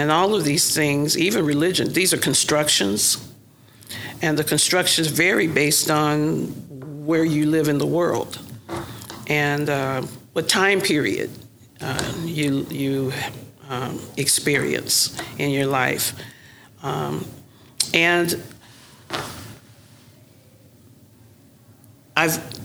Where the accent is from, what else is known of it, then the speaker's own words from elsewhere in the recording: Oklahoma City, Oklahoma, United States; moved away as an adult; now in Sacramento, United States; I'm from Oklahoma City.